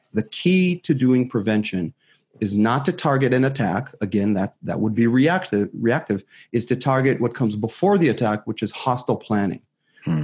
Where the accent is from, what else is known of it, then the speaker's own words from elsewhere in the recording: Israel; moved away as an adult; now in San Francisco Bay Area, United States; I was born and raised in Israel